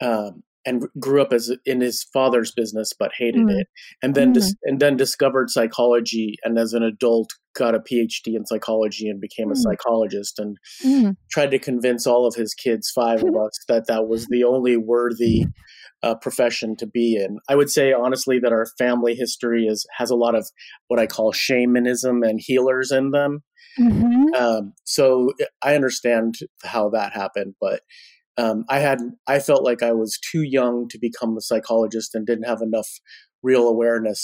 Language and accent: English; California, United States; now in Portland, United States; I grew up in California in the 70s and 80s